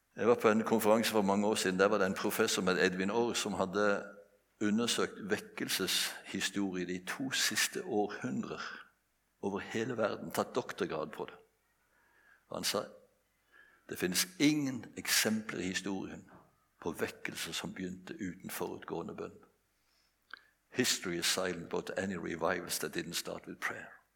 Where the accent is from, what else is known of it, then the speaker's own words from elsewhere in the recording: Bjerkreim, Rogaland, Norway; Jeg vokste opp på et bedehus hjemme i Bjerkreim